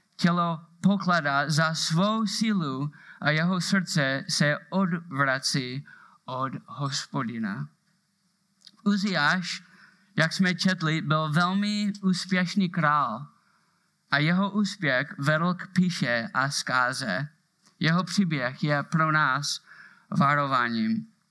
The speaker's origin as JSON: {"language": "Czech", "region": "Moravia", "country": "Czechia", "accent": "Moravian", "said": "mám moravský přízvuk"}